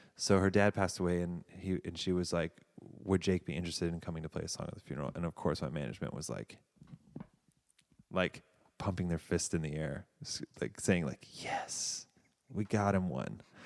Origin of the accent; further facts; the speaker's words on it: Davidson, North Carolina, United States; moved away as an adult; also born or lived in Savannah, Georgia / California / New York; I'm from a town called Davidson